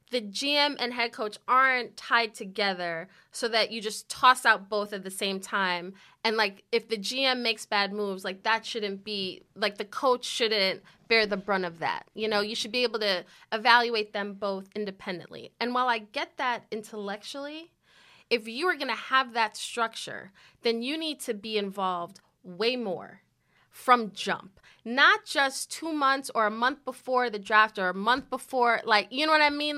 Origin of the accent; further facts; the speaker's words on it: New York, United States; as a New Yorker